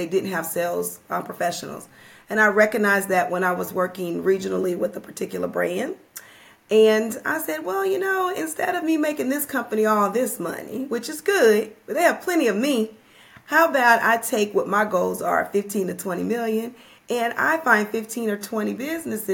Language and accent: English; Louisiana, United States; now in Atlanta, United States; I live in Atlanta, Georgia, but I always tell people I'm from Louisiana, you know, born and bred, can't give that up